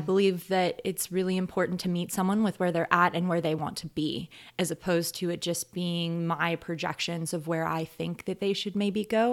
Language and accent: English; North Georgia, United States; moved away as an adult; now in Arcata, United States; southern town in Georgia that I grew up